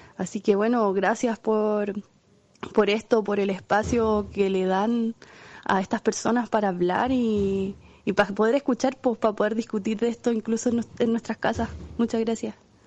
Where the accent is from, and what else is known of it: Chile